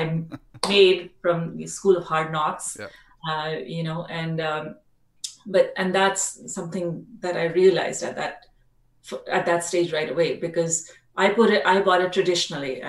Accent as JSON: {"language": "English", "region": "Delhi", "country": "India", "also_born_or_lived": "Australia", "moved": "as an adult", "said": "I'm from India originally, mm-hmm. from Delhi. I'm a Delhi girl"}